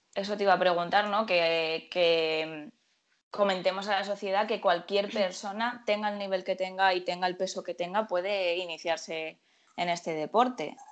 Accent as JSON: {"language": "Spanish", "town": "Murcia", "region": "Region of Murcia", "country": "Spain", "said": "Yo soy de Murcia"}